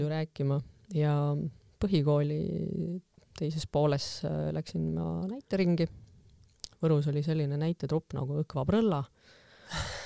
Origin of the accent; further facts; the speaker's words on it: Võru, Võru County, Estonia; moved away as an adult; kuna see on minu, minu kodukoht, siis ma tegelikult tahtsin ka koju tagasi, et Võrumaa ikkagi kuidagi kutsus, juured kutsusid tagasi